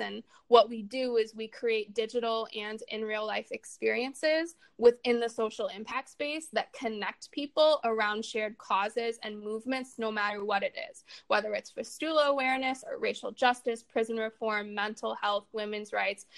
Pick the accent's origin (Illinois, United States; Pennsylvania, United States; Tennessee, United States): Illinois, United States; Chicago; growing up in Chicago, I mean, it's a really interesting experience, especially sort of the way that that I experienced my childhood there